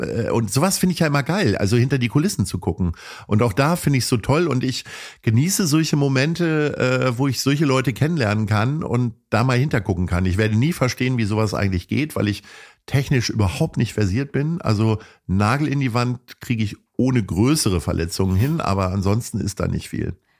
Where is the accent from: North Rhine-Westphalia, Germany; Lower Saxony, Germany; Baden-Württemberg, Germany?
Lower Saxony, Germany; Hanover; now in Hamburg, Germany; bin gebürtiger Hannoveraner